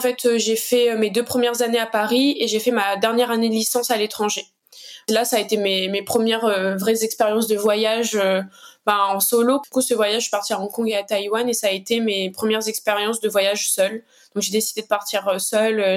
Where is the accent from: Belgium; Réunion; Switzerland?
Réunion; Saint-Benoît; also born or lived in Saint-Denis, Réunion; je suis originaire de l'Est de l'île, plus précisément de Saint-Benoît